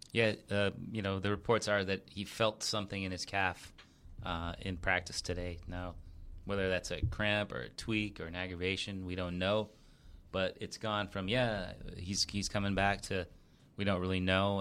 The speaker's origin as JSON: {"language": "English", "region": "New England", "country": "United States", "tie": "born or raised there", "said": "I was born in New England"}